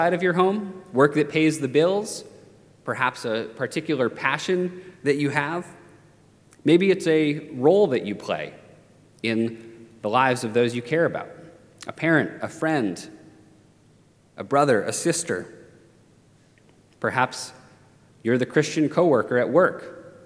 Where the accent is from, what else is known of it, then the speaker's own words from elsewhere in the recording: Maine, United States; moved away; growing up in Maine